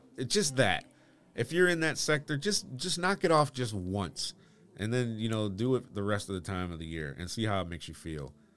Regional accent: Bloomfield Hills, Michigan, United States; I grew up in Bloomfield Hills, Michigan

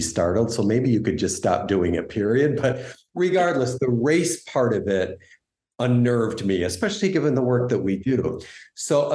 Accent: United States; growing up, you know, while my parents always retained their Canadian citizenship, I identified very much with being an American

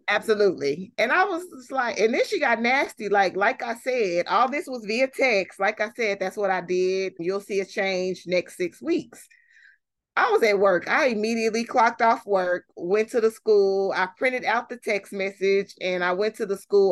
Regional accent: Fort Worth, Texas, United States; born and raised in Fort Worth, have lived here my whole life, except for when I went to college

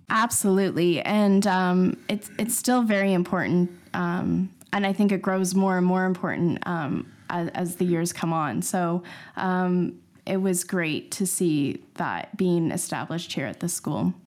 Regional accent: Canada; moved away as an adult; now in London, United Kingdom; I'm a Canadian, and we moved over, uh, seven years ago to London

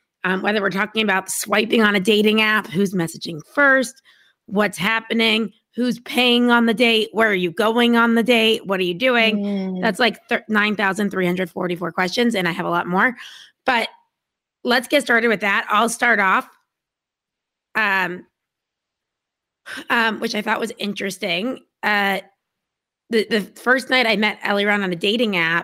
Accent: United States; I'm American

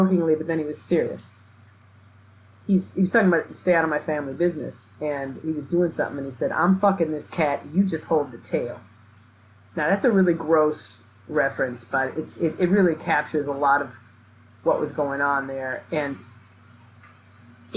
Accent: Milwaukee, Wisconsin, United States; moved away; I grew up in Milwaukee, which is the most segregated city in the country.

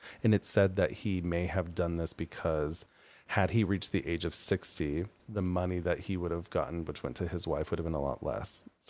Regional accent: United States; I'm not British. I was born in America.

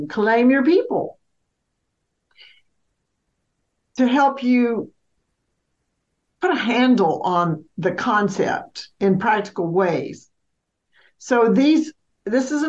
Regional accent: Mississippi, United States; moved away as an adult; also born or lived in Alabama / Georgia / Florida; now in North Carolina, United States; I was born and raised in Mississippi, lived in Alabama, two places in Georgia, and two places in Florida

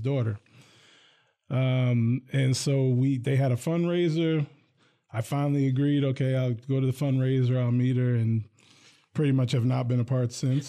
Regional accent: Hillsdale, New Jersey, United States; now in Lansing, United States; Bergen County, New Jersey. I grew up in a town called Hillsdale

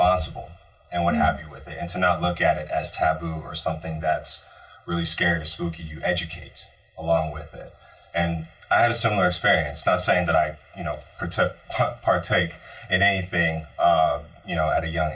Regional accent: Bay Area, California, United States; moved away; growing up in the Bay Area

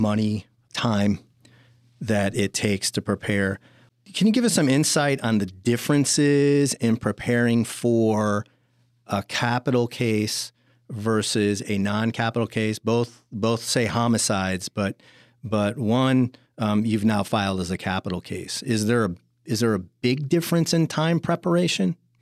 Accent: Chicago, Illinois, United States; moved away; I'm from Chicago originally

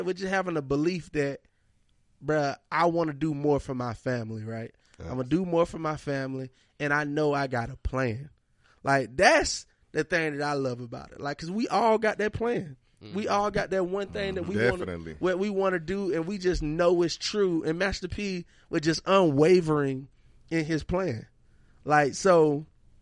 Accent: Monroe, Georgia, United States; I'm from Georgia

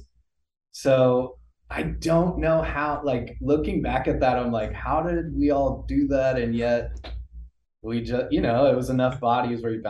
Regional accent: Colorado, United States; now in Los Angeles, United States; I grew up in Colorado

